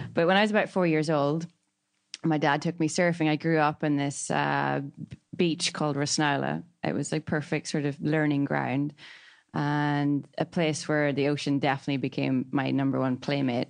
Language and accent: English; County Donegal, Ireland; moved away as an adult; also born or lived in Sydney, Australia; growing up in Ireland